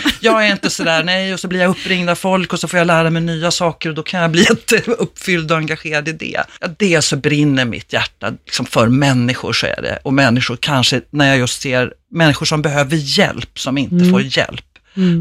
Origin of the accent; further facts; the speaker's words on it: Stockholm, Stockholm County, Sweden; Jag upplever som stockholmare otroligt liksom, stor skillnad om jag är hemma i Enskede eller i city